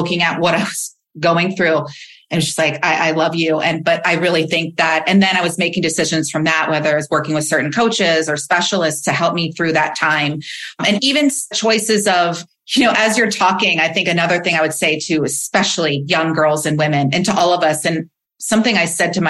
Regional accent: Midwest, United States; I was raised in the Midwest

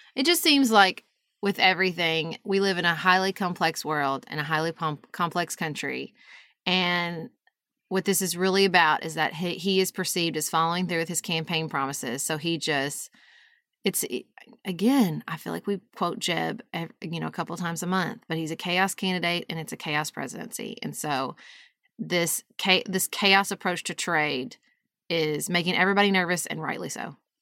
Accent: United States; my values as an American

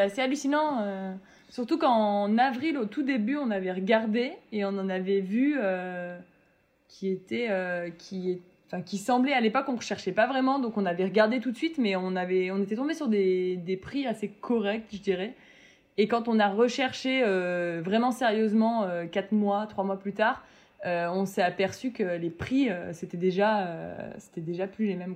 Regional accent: Metz, Grand Est, France; je viens de Metz et c'est euh, assez proche de l'Allemagne

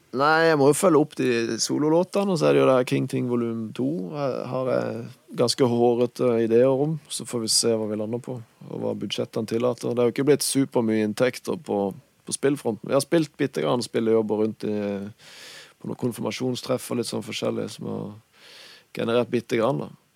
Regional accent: Kristiansand, Agder, Norway; accent: Kristiansand dialect; first language Norwegian; Det er jo morsmålet mitt. Og kristiansandsdialekter syns jeg funker bra til rapp

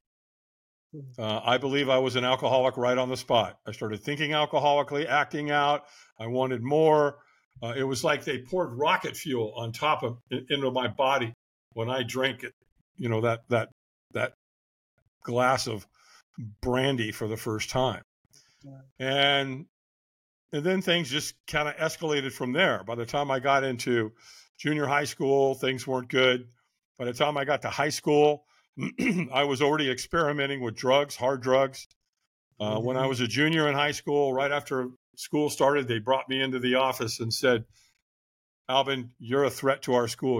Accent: Long Beach, California, United States; also born or lived in Hollywood, California; I moved from Hollywood, California to Long Beach, California

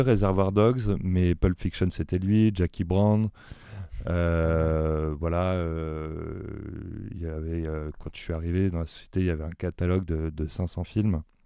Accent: Paris, Île-de-France, France; moi-même, je suis parisien, même si voilà, j'ai des, racines provinciales.

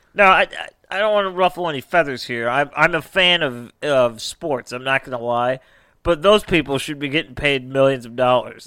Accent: United States; we're, we're from America.

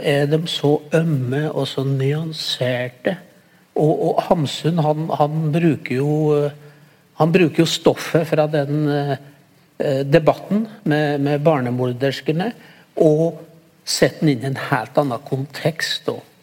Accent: a village neighbouring Sel, Gudbrandsdalen, Innlandet, Norway; jeg vokste jo opp i nabobygda til Sel, da.

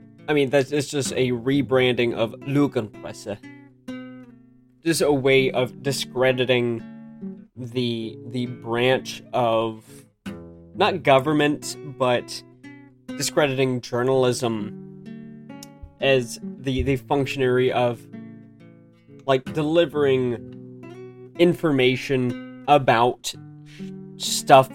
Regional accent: United States; moved away; I'm American, so I grew up in America

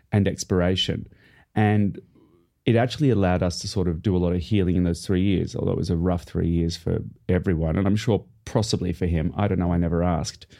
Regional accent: Australia; moved away as an adult; now in United Kingdom; I am in Australia, my hometown

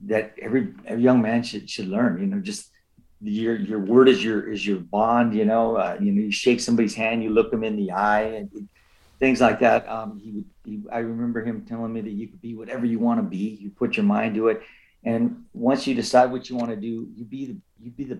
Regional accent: Los Angeles, California, United States; the community that I was born in East

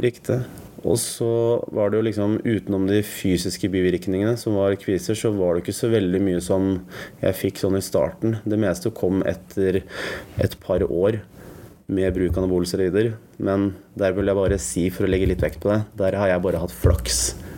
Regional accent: Oslo, Norway; Jeg vokste opp på Bjølsen

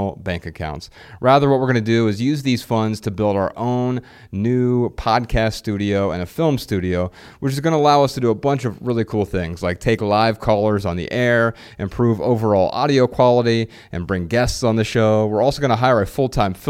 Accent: Dayton, Ohio, United States; moved away; We're from Dayton, Ohio originally

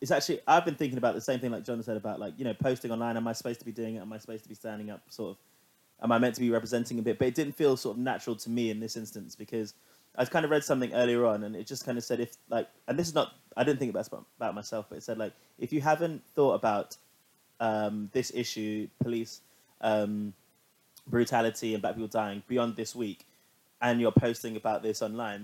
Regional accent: London, United Kingdom; Growing up in London, I haven't really experienced a lot of sort of like racial issues in terms of like, everyone I know has been multicultural.

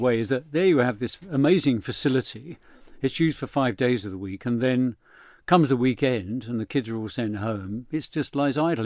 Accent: London, United Kingdom; my parents were Irish and they met here in London

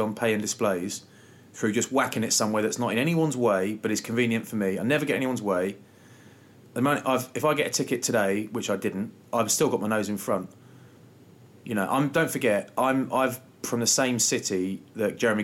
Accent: Maidstone, South East England, United Kingdom; We're from Maidstone.

